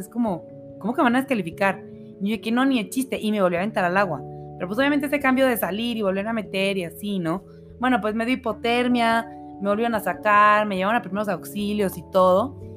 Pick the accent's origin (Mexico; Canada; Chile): Mexico; Monterrey, Nuevo León; moved away as an adult; also born or lived in Mexico City; now in Aguascalientes, Mexico; Yo toda la vida viví en Monterrey, o sea, yo crecí allá. Este, nací en la Ciudad de México, pero crecí en Monterrey